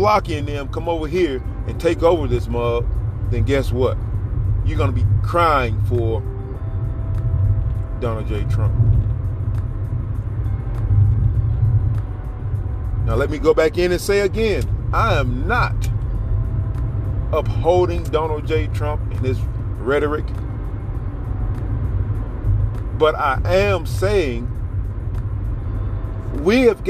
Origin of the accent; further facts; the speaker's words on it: United States; I'm an American. We live in America.